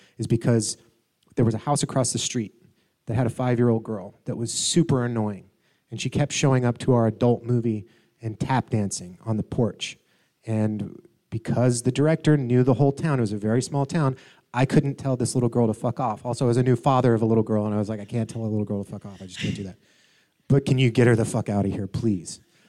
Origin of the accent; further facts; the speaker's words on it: Atlanta, Georgia, United States; I'm from Atlanta originally.